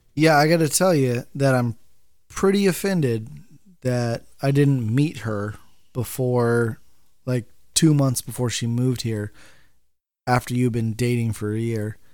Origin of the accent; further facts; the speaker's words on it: Bakersfield, California, United States; moved away as an adult; I'm from Bakersfield